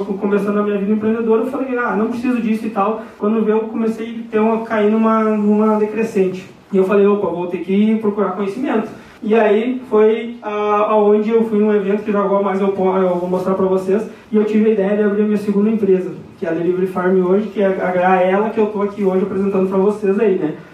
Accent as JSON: {"language": "Portuguese", "region": "Rio Grande do Sul", "country": "Brazil", "tie": "born or raised there", "also_born_or_lived": "Querência", "moved": "as an adult", "lives_now": "Mato Grosso, Brazil", "said": "tenho naturalidade gaúcha e a minha idade é 25 anos. Então, a foto ali já diz tudo, né? Eu venho do Rio Grande do Sul"}